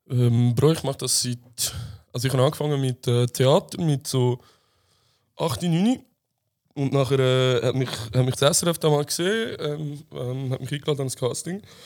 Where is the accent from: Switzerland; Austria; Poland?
Switzerland; Bern; ich bin 24, bin geboren in Bern.